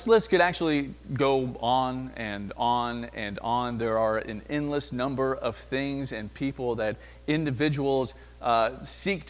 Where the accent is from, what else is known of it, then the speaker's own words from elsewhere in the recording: the South, United States; I come from the South